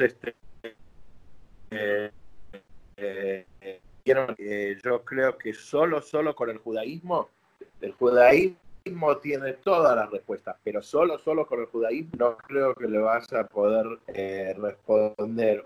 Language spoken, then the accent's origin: Spanish; Argentina; also born or lived in New York, United States; yo no nací en Argentina, nací en Nueva York, mi mamá es argentina, mi papá es americano